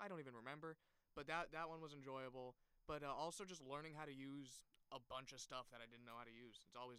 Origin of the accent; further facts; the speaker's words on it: West Windsor, New Jersey, United States; I'm from West Windsor, New Jersey, right outside Princeton.